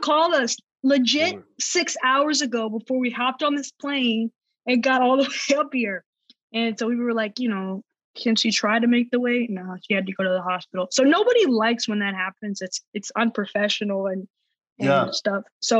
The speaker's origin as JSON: {"language": "English", "region": "the South", "country": "United States", "said": "like, I'm from the South, so instead of drinking a sweet tea, I'll change it for a water"}